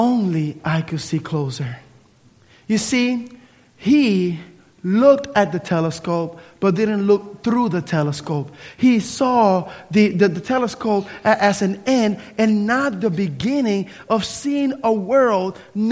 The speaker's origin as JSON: {"language": "English", "town": "Camden", "region": "New Jersey", "country": "United States", "tie": "born or raised there", "moved": "yes", "lives_now": "Tallahassee, United States", "said": "Growing up in New Jersey, Camden, New Jersey, with all of the pollution and everything else, you really don't see the stars at nighttime"}